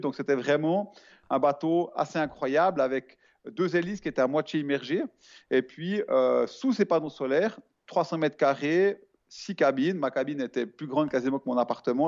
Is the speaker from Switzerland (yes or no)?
yes; Switzerland; je suis suisse